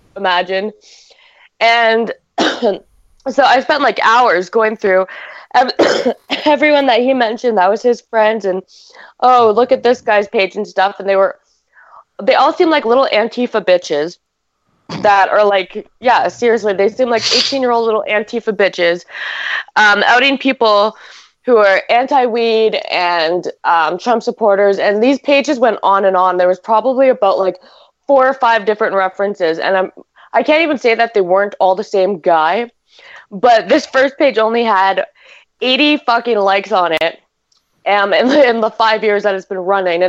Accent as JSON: {"language": "English", "country": "Canada", "said": "I'm Canadian"}